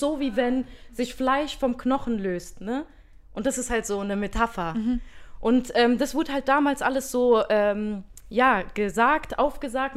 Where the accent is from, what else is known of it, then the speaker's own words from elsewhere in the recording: Germany; dass wir irgendwie hier geboren sind in Deutschland